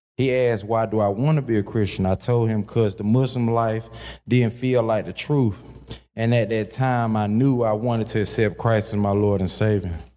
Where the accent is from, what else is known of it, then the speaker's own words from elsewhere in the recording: Kinston, North Carolina, United States; I was born in Kinston, North Carolina